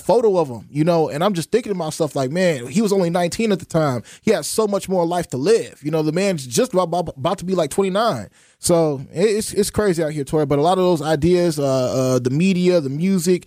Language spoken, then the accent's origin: English; Racine, Wisconsin, United States; I come from Racine, Wisconsin. I grew up on the north side